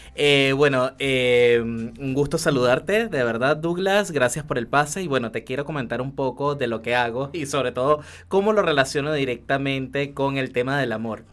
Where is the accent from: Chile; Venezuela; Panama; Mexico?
Venezuela; moved away as an adult; yo salí de Venezuela con una sola maletita de sueños